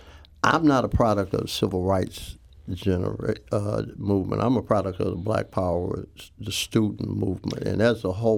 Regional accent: St. Louis, Missouri, United States; I basically born and raised in St. Louis, just about everybody else here, and I went to Beaumont High School, class of 67.

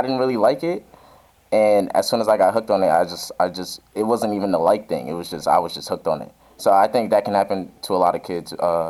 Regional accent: New York City, New York, United States; now in St. Louis, United States; Growing up in New York

